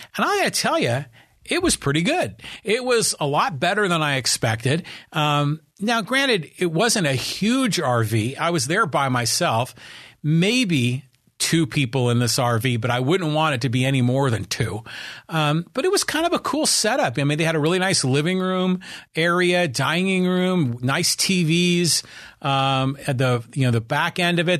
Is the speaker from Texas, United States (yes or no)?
no; Bay Area, California, United States; when I was growing up in the Bay Area